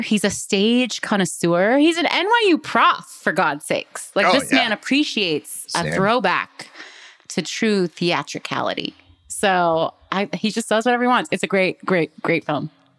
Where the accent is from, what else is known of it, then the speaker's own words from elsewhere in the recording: Canada; moved away; also born or lived in New York City; my fellow Canadian Celine Song.